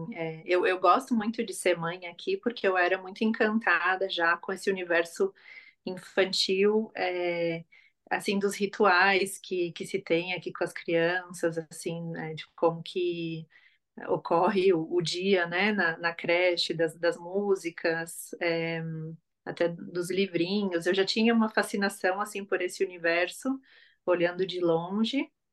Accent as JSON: {"language": "Portuguese", "town": "Florianópolis", "region": "Santa Catarina", "country": "Brazil", "tie": "born or raised there", "moved": "as an adult", "lives_now": "Germany", "said": "sou natural de Florianópolis, é, de Santa Catarina, e vivo na Alemanha há seis, é, quase seis anos"}